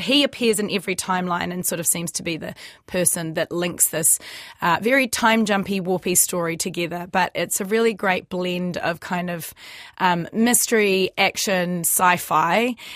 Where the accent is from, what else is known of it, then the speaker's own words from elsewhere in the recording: New Zealand; us Kiwi actors